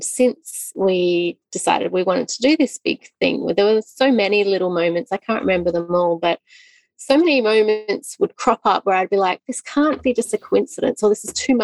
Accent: Australia; moved away as an adult; we're Australian. We lived in Australia

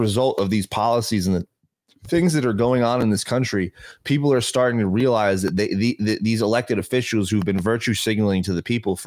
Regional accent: New York City, New York, United States; We're both Yankees from the Bronx.

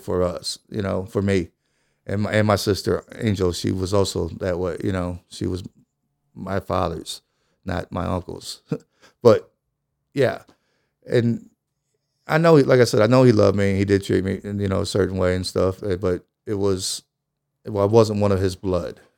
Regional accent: East St. Louis, Illinois, United States; also born or lived in Belleville, Illinois; I was born and raised in East Saint Louis

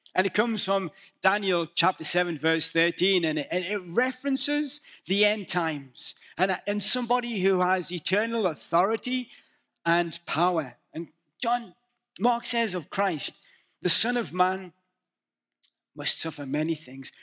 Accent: the north of England, United Kingdom; moved away; Can you understand my accent? I'm from the north of England, and we are notoriously, um, difficult to understand

